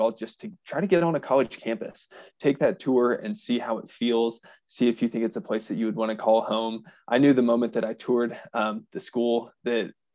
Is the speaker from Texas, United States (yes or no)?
no; Southeast Missouri, United States; moved away as an adult; also born or lived in Western Kentucky; now in Fort Collins, United States; I'm originally from Southeast Missouri